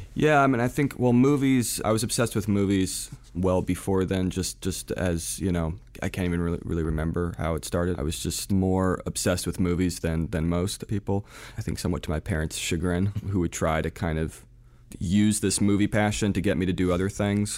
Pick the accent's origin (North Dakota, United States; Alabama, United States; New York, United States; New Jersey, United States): New Jersey, United States; also born or lived in Providence, Rhode Island / France; I was born in Providence, Rhode Island, mainly raised in New Jersey. though a little bit in France, we sort of went back and forth.